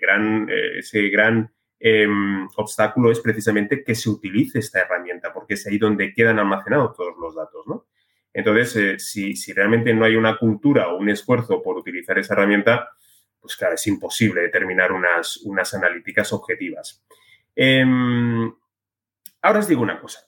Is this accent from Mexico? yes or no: no; Spain